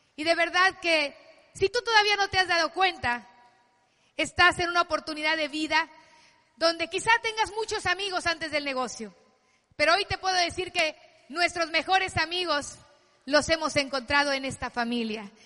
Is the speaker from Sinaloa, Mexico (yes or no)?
yes; Culiacán, Sinaloa, Mexico; yo soy de Sinaloa de Culiacán, familia de siete hijos